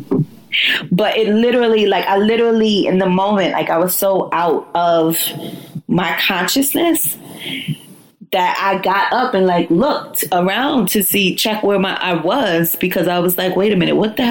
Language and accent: English; New York City, New York, United States; I'm a New Yorker until